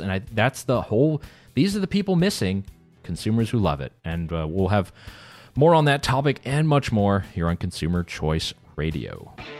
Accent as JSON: {"language": "English", "region": "North Carolina", "country": "United States", "tie": "born or raised there", "said": "growing up in North Carolina"}